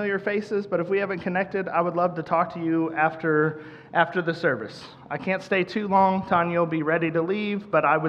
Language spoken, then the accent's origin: English; Central Missouri, United States; moved away as an adult; now in Kansas City, United States; I'm from the Central Missouri area originally. We moved here to Kansas City in 2012.